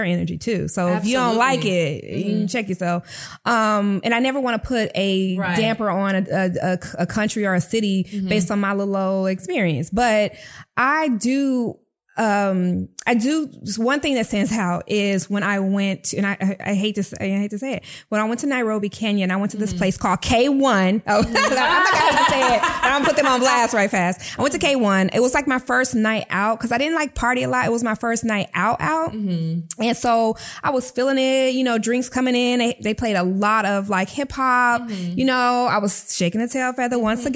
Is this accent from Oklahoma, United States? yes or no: no; Fort Worth, Texas, United States; Fort Worth, Texas. Shout out to my hometown.